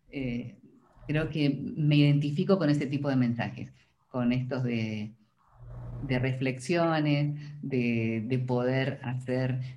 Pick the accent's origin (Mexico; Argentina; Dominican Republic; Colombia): Argentina; Córdoba; accent: Cordobese tonada; nosotros en Córdoba, ese, ese, es otro para que busquen, para que googleen, tenemos una tonada, eh, muy graciosa, los cordobeses tenemos una tonada muy arrastrada, que hablamos todo así, y en mi caso no se nota